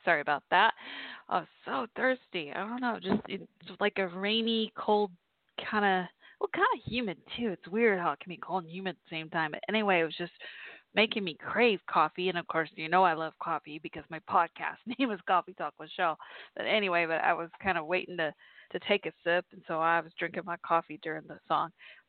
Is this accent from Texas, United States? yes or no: yes; Irving, Texas, United States; my hometown, Irving, where I grew up